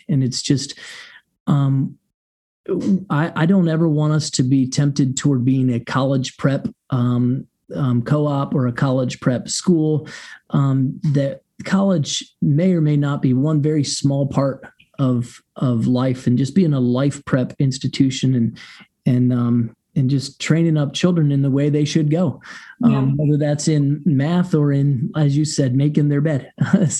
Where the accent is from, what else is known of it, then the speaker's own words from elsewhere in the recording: Ohio, United States; I grew up in Ohio and family in Michigan